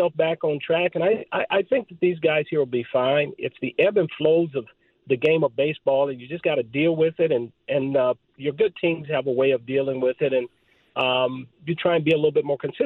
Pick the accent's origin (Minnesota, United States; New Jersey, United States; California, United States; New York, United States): California, United States; Southern; growing up in Southern California